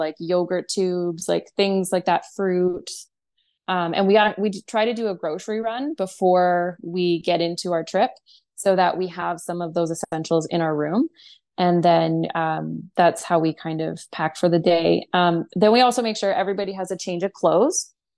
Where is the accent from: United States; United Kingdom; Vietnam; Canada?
Canada; we're from Canada